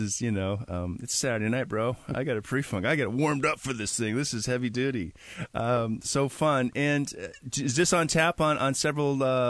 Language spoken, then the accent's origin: English; Milwaukee, Wisconsin, United States; moved away; So I'm from Milwaukee, Wisconsin, and my great-grandmother was from Alsace-Lorraine, so very German.